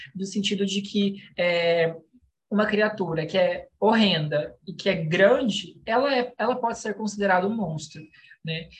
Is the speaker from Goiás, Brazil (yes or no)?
yes; Goiânia, Goiás, Brazil; eu sou de Goiânia